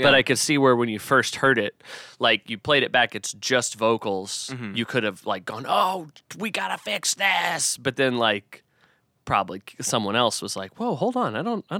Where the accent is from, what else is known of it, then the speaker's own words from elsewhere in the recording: Arnold, Missouri, United States; I'm from Arnold.